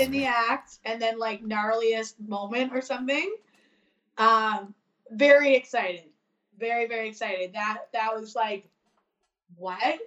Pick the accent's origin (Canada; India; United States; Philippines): Canada; Newfoundland and Labrador; we're from Newfoundland